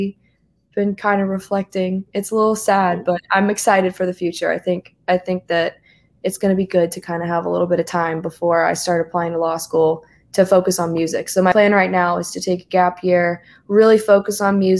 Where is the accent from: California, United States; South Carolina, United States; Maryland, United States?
South Carolina, United States; accent: twang; I'm from South Carolina, so I've got a little bit of a twang